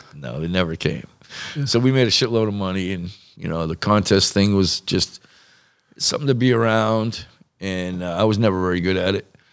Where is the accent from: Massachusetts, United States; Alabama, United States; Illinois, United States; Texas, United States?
Massachusetts, United States; moved away; also born or lived in Newport; I grew up in Mass, lived in Mass